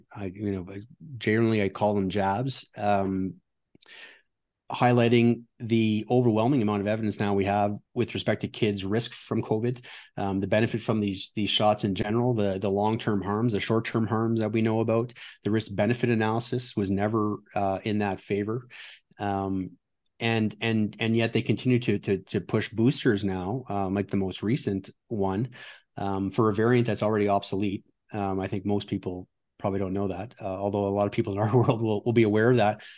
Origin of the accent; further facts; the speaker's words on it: Ottawa, Ontario, Canada; moved away as an adult; also born or lived in United States; now in Alberta, Canada; I'm from Ottawa originally